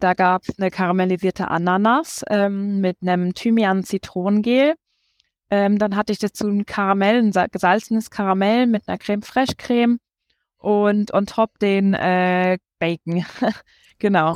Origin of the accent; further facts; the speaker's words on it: Siegen, North Rhine-Westphalia, Germany; also born or lived in Düsseldorf / Nuremberg; now in Regensburg, Germany; geboren bin ich in Düsseldorf, mhm. ähm, sind dann umgezogen nach Siegen